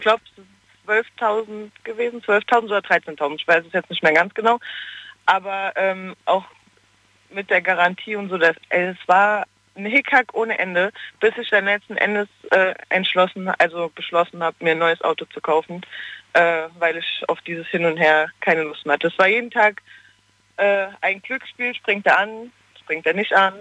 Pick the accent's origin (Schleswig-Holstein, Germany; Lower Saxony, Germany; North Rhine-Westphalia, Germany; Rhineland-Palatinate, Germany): Rhineland-Palatinate, Germany; Koblenz; Aus Koblenz